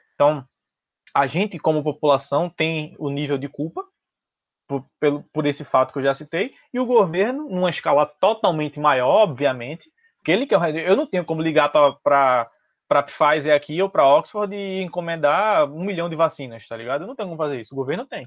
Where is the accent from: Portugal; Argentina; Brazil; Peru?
Brazil; also born or lived in Recife; a gente como brasileiro